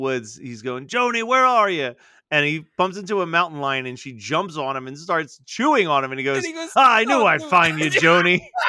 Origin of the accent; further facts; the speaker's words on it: South Africa; It was never screened in my home country of South Africa, so I had no idea of the level of popularity and following that the series had.